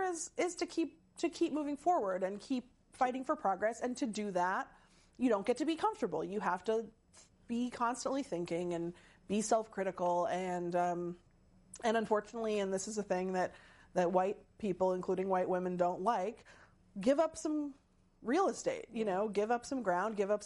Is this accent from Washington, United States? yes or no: yes; Seattle, Washington, United States; I'm from Seattle.